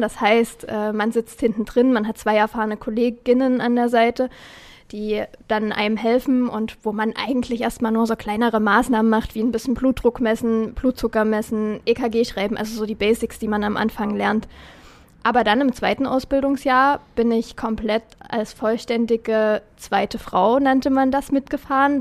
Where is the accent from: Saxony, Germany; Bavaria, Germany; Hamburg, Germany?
Saxony, Germany; Dippoldiswalde area, near Dresden; unsere Rettungswache in Dippoldeswalde